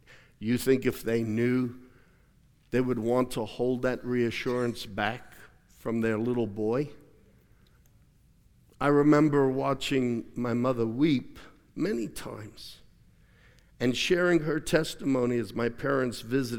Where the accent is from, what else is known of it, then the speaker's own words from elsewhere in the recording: Australia; I remember growing up in Australia many times. I slept on a bed that was so broken, the springs popped through the mattress, literally.